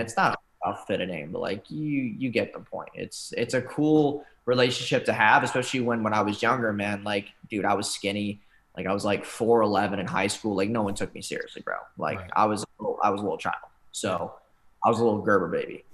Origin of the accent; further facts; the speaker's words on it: New York, United States; moved away; I'm from New York originally